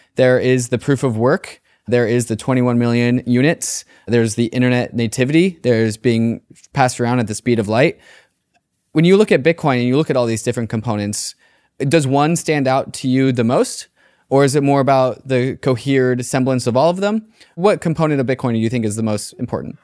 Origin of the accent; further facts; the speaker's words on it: United States; growing up in the United States